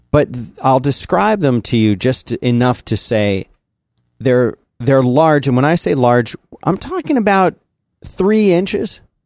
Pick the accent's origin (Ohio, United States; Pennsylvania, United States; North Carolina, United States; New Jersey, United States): Pennsylvania, United States; Philadelphia; also born or lived in Florida; now in Texas, United States; I grew up in Philly